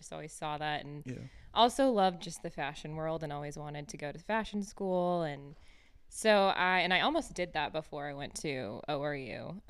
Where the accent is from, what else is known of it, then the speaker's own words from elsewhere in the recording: Iowa, United States; now in Tulsa, United States; I grew up in Iowa from the cornfields and then went to school here in Tulsa.